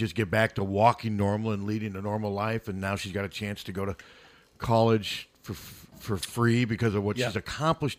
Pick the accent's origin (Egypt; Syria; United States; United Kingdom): United States; Des Moines, Iowa; growing up in Des Moines